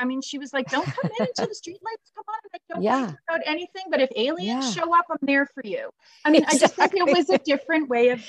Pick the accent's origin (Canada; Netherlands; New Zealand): Canada; Newmarket, Ontario; I grew up in Newmarket. I was born in Northwestern Ontario for the first 5 years of my life and really had that nature connection. And then when we came to Southern Ontario